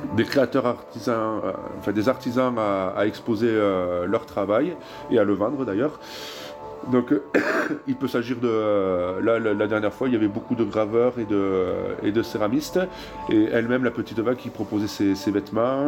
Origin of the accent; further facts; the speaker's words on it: Tarbes, Occitania, France; also born or lived in Pau / Toulouse / Netherlands; je suis né à Tarbes, à l'hôpital de Légorotte